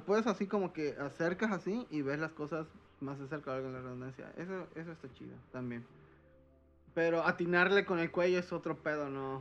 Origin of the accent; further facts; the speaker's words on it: Veracruz, Mexico; como buen jarocho